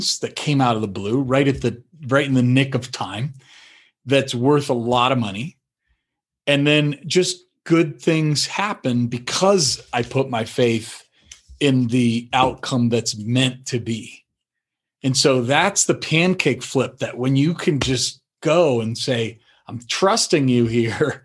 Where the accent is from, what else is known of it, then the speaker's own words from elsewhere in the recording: Colorado, United States; also born or lived in North Carolina; I moved from North Carolina back home to Colorado